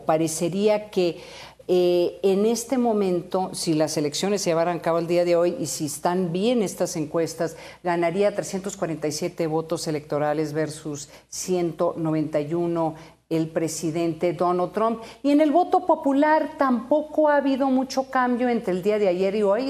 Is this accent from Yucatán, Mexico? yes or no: no; Sonora, Mexico; en mi tierra como en Sonora